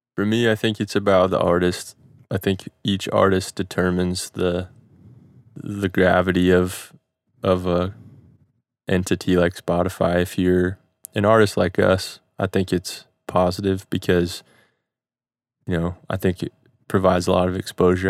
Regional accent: Midwest, United States; growing up in the Midwest

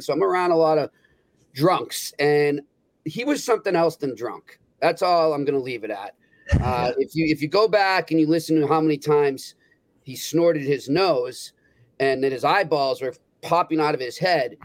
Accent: New England, United States; growing up in New England

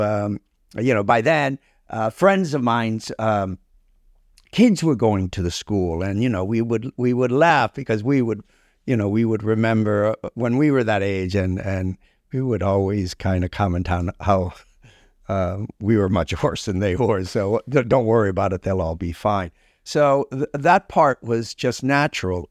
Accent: Key Biscayne, Florida, United States; also born or lived in Cuba / Milwaukee, Wisconsin; I grew up on the Key

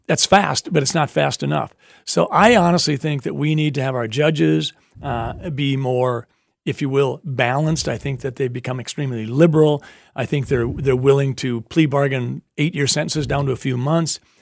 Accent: Sleepy Eye, Minnesota, United States; I grew up in Sleepy Eye, Minnesota

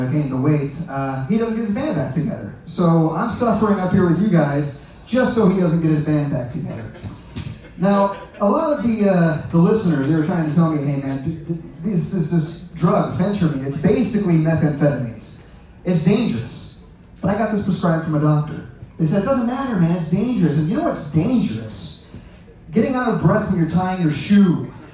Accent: Kansas, United States; I'm actually from Kansas

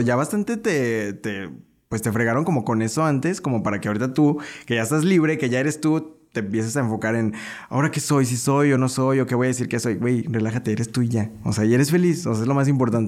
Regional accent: León, Guanajuato, Mexico; yo soy de acá del pueblo

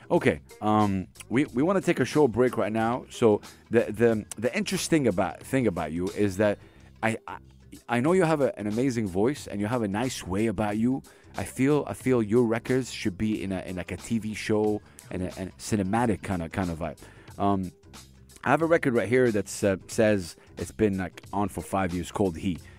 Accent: Dubai, United Arab Emirates; I was born and raised in Dubai. Born and raised in Dubai. Dubai kid.

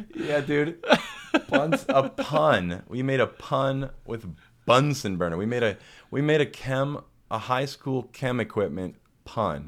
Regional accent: St. Louis, Missouri, United States; my hometown of Saint Louis, Missouri

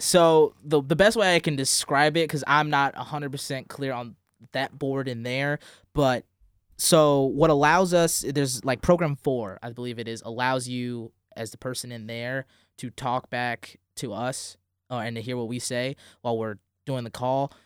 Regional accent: St. Louis, Missouri, United States; moved away; I'm from Saint Louis, Missouri

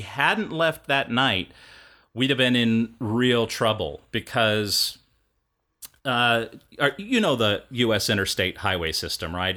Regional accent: Kansas, United States; I'm from Kansas

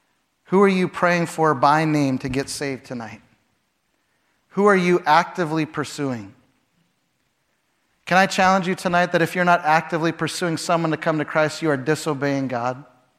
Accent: Chicago, Illinois, United States; When I first went to Canada, I came from Chicago. In Chicago, you dress like a business person, so I would have a white shirt and a tie.

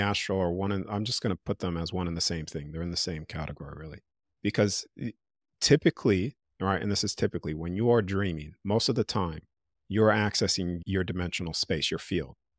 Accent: United States; accent: American; now in Australia; I'm in Australia 'cause I still have my American accent.

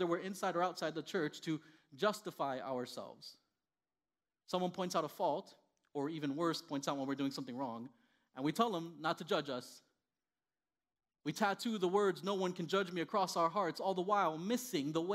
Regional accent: Miami, Florida, United States; first language Spanish; English is a second language; moved away as an adult; also born or lived in Indiana; I grew up in Miami, Florida, born and raised

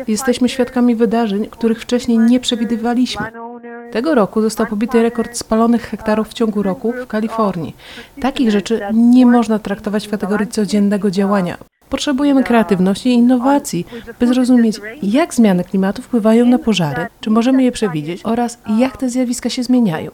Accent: Spain; Urodziłam się w Hiszpanii

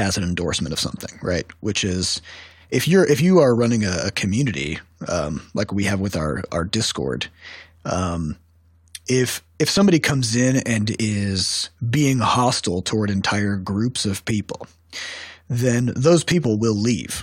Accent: Iowa, United States; now in St. Louis, United States; we're originally from Iowa, a small rural town of 10,000 people

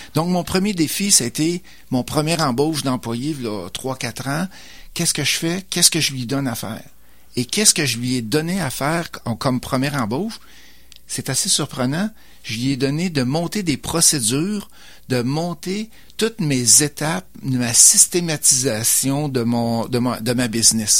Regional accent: Beauce, Quebec, Canada; moved away as an adult; also born or lived in Lévis / Sherbrooke / Mississauga / Sainte-Julie; je suis originaire de la Beauce.

